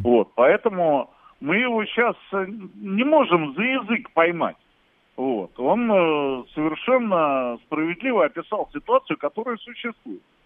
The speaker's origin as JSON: {"language": "Russian", "country": "Russia", "said": "я как россиянин"}